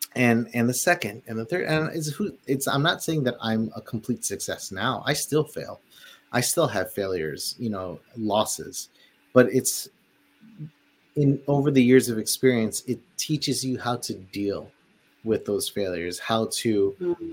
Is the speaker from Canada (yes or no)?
no; Philippines; moved away; living in the Philippines and growing up in the Philippines too